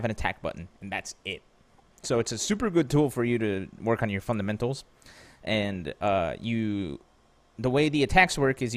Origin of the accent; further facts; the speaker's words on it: Pennsylvania, United States; I'm from Pennsylvania